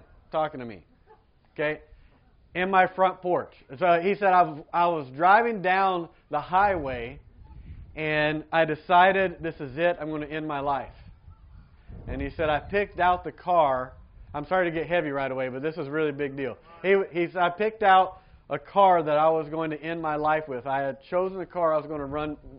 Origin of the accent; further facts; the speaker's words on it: Georgia, United States; moved away; I grew up in Georgia, in America